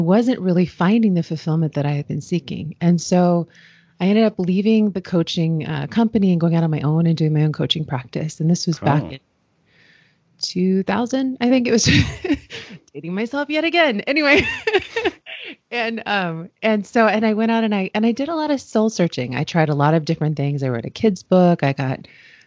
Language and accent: English; Washington, District of Columbia, United States; I grew up in Washington, D.C. in the U.S.